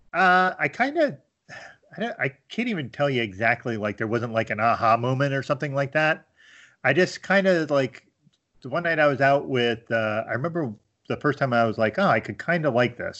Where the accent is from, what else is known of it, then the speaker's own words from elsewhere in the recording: rural Pennsylvania, United States; moved away as an adult; also born or lived in Miami, Florida / Harrisburg, Pennsylvania / Scranton, Pennsylvania; now in Binghamton, United States; my formative years were in, uh, very rural P